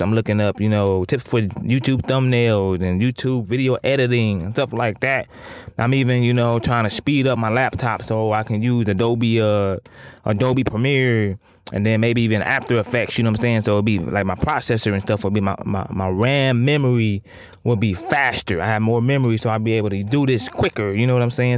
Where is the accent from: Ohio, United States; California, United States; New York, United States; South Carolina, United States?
Ohio, United States; Toledo; I'm from Toledo, the four one nine